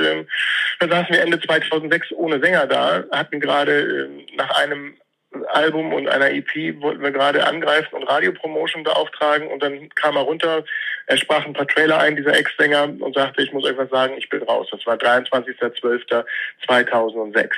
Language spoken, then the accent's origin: German; Hamburg, Germany; ich bin in Bergedorf geboren